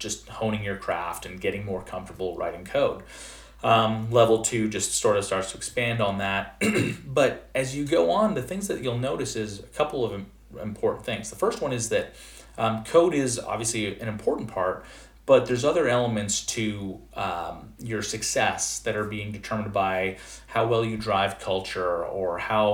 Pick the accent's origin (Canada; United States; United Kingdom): Canada; moved away; I'm originally from Canada, and in Canada, we have junior kindergarten and then senior kindergarten before going off into first grade. And so I was in junior kindergarten, 4 years old